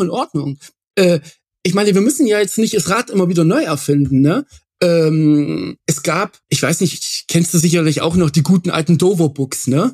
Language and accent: German; near Bad Frankenhausen, Thuringia, Germany; moved away as an adult; Bad Frankenhausen, genau da hat es mich jetzt hingeschlagen äh, oder verschlagen. Ähm, der Grund dafür ist, ich bin da in der Nähe aufgewachsen